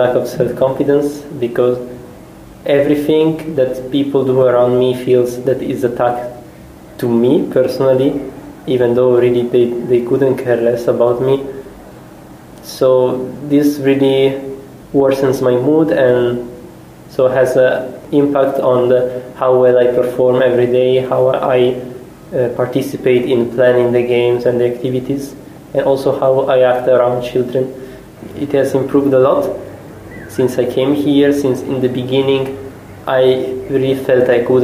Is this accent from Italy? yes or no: yes; Italy; English is a second language; moved away as an adult; now in Szécsény, Hungary; I come from Italy